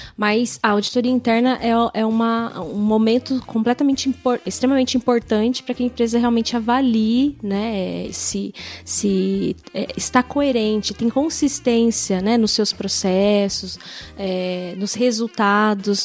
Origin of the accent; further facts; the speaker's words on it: São Bernardo do Campo, São Paulo, Brazil; accent: puxa o R; Eu sou de São Bernardo do Campo, a gente puxa o R lá em São Bernardo